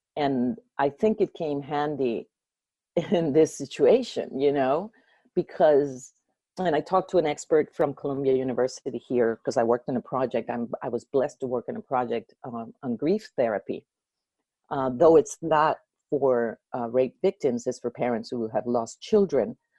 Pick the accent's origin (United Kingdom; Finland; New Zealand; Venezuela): Venezuela; moved away; also born or lived in Baton Rouge, United States / New Orleans, United States; I'm from Venezuela, but uh, I moved to Baton Rouge because that's where my dad went to school at LSU